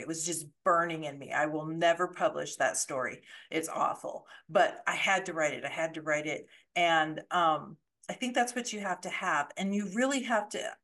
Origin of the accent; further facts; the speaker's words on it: Colorado, United States; moved away as an adult; I grew up in Colorado